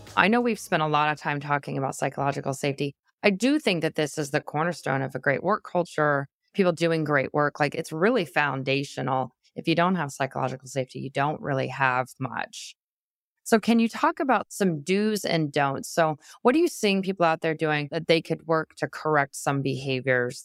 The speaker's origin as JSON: {"language": "English", "region": "Midwest", "country": "United States", "also_born_or_lived": "Wisconsin", "said": "I'm from the Midwest, I live in Wisconsin"}